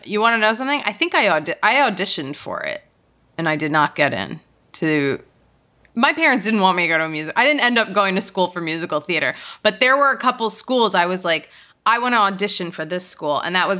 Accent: Philadelphia, Pennsylvania, United States; I grew up in Philadelphia. And, you know, it was cold.

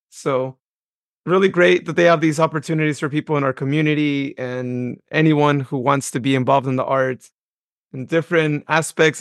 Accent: Modesto, California, United States; my hometown of Modesto

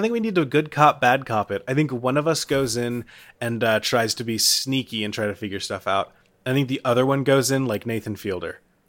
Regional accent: Florence, Kentucky, United States; a restaurant in my hometown

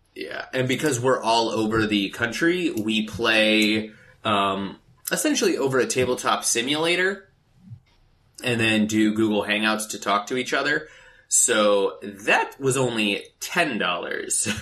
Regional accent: Phoenix, Arizona, United States; now in Los Angeles, United States; being in Los Angeles and growing up in Phoenix

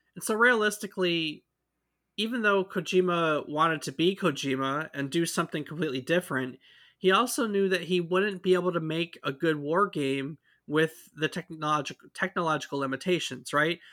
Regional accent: United States; We are from the States

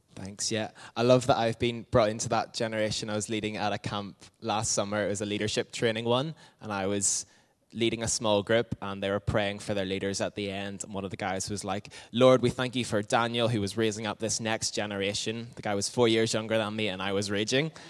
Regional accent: Windsor, South East England, United Kingdom; I grew up in Windsor

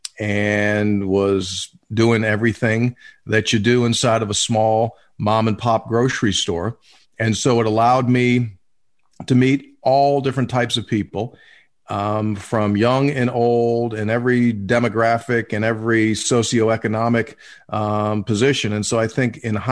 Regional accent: Lockport, New York, United States; now in West Virginia, United States; I'm from Lockport, New York, and I was raised by a pair of Italian parents.

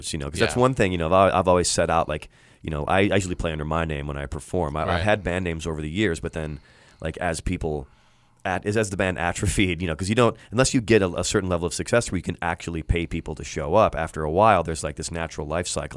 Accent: Chicago, Illinois, United States; now in Los Angeles, United States; I'm from Chicago, but my family moved there

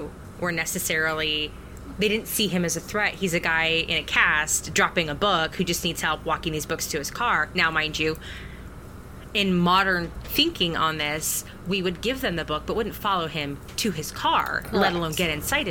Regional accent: United States; as modern American women

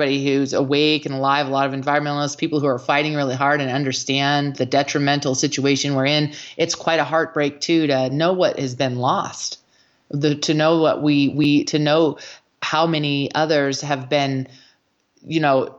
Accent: Colorado, United States; in Colorado, I remember very distinctly as a child

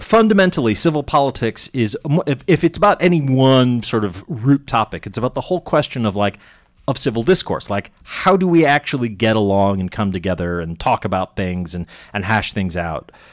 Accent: Andover, Massachusetts, United States; I grew up in Andover, Mass.

